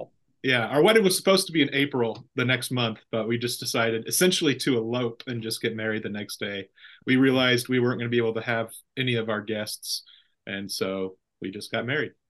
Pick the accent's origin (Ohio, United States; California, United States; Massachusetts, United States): California, United States; Central Valley; I'm from the Central Valley, but not from Ripon